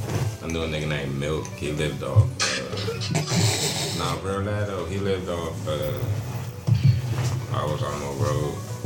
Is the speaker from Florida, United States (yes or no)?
no; Anne Arundel County, Maryland, United States; I grew up in Anne Arundel County, too